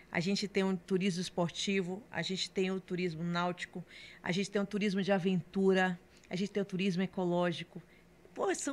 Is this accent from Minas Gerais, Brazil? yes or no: no; Salvador, Bahia, Brazil; born there; Então nasci em Salvador, tenho toda a relação com Camaçari, mas eu morava em Salvador, certo?